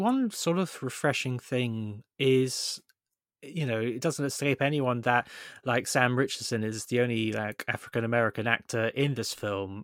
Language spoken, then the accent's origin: English; Somerset, South West England, United Kingdom; we're both from Somerset